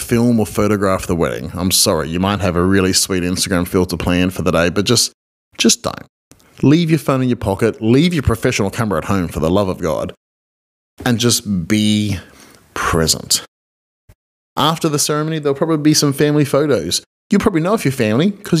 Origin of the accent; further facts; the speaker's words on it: Australia; I'm an Australian marriage celebrant